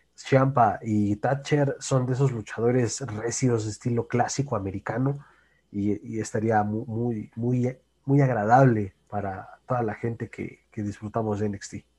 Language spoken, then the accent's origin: Spanish; Mexico; Como mexicano